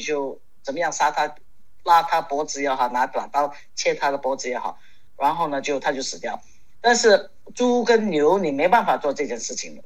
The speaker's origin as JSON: {"language": "Chinese", "country": "Hong Kong", "tie": "born or raised there", "said": "从小在香港我就开始学骑马"}